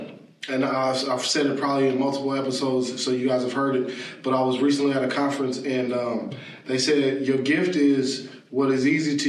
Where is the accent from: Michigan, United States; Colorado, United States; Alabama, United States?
Colorado, United States; Denver; where I grew up in Denver